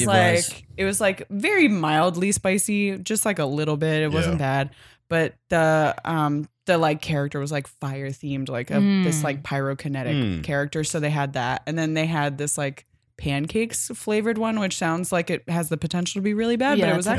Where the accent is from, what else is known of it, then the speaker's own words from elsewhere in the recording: Philadelphia, Pennsylvania, United States; I'm from Philadelphia